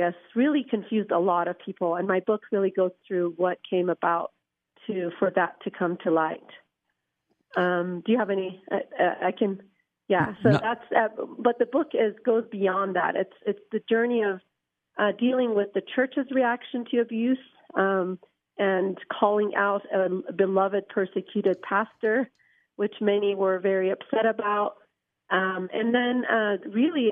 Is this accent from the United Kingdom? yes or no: no; Iran; now in United States; I grew up Muslim in Iran, came to America